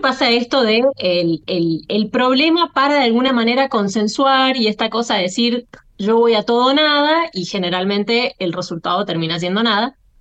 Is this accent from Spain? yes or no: no; Argentina; yo me siento argentina antes que descendiente de libaneses o españoles